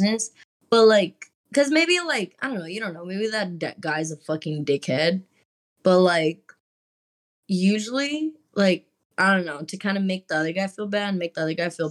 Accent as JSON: {"language": "English", "region": "Texas", "country": "United States", "said": "I'm from Texas, so it's, like, you're just kind of always around country people"}